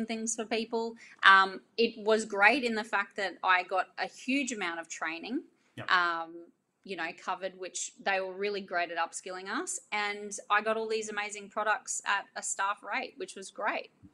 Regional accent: Ingham, Queensland, Australia; also born or lived in Townsville; it's close to my hometown, which is Ingham

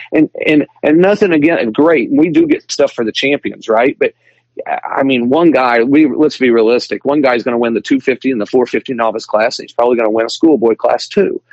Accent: Springfield, United States; Springfield, my hometown

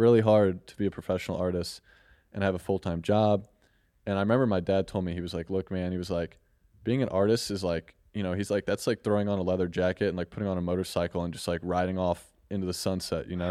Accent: St. Louis, Missouri, United States; I'm from Saint Louis, Missouri

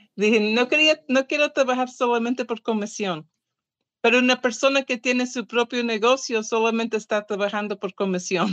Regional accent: Portugal; Spanish is a second language; now in California, United States; soy portuguesa

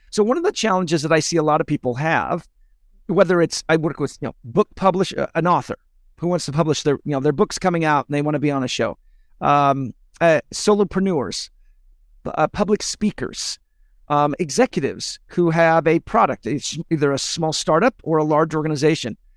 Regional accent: United States; I'm an American

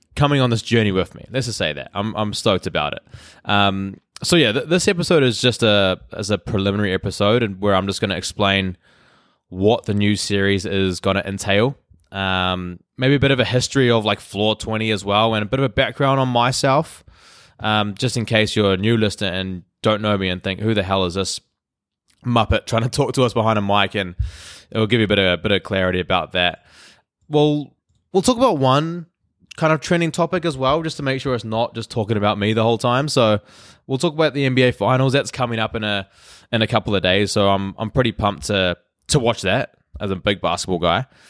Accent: Hamilton, Waikato, New Zealand; moved away as an adult; now in Vancouver, Canada; I'm from Hamilton, New Zealand

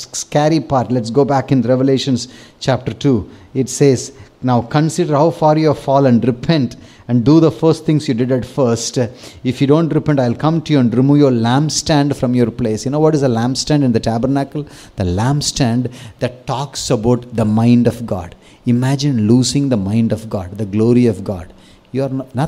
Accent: Tamil Nadu, India; I grew up thinking, first I'm Tamilian, second Indian.

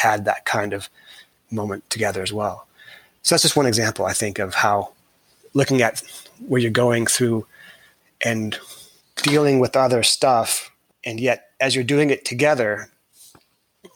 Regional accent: California, United States; I was born in California

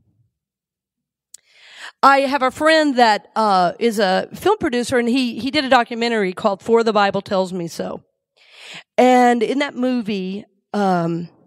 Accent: the South, United States; now in Tampa, United States; I grew up in the South

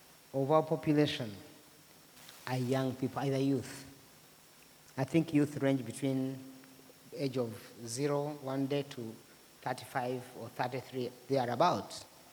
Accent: Rwanda; I come from Rwanda, and I did my university in Rwanda.

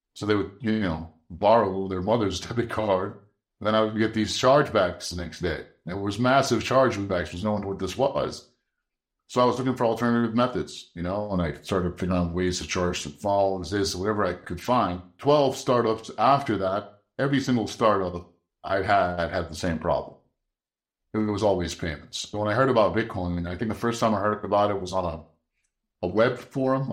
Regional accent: Egypt; moved away; And I was born in Egypt.

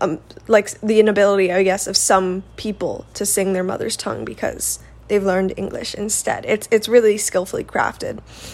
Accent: United States; I am American

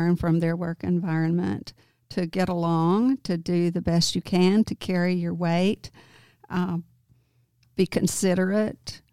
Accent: Prescott, Arkansas, United States; I'm from Prescott, Arkansas. That's where I grew up

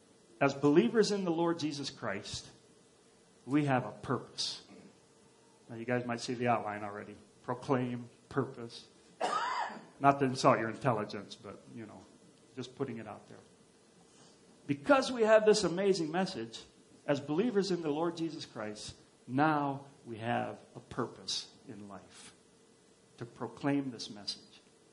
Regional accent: Papua, Indonesia; Where I grew up in Papua or Irianjaya, we lived in a very remote place, and we had nothing.

